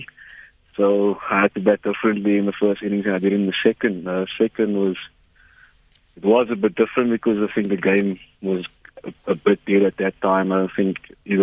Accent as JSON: {"language": "English", "town": "Paarl", "region": "Western Cape", "country": "South Africa", "moved": "as an adult", "lives_now": "Bloemfontein, South Africa", "said": "I'm from Paarl originally. I've been in Bloemfontein for about 3 years now already."}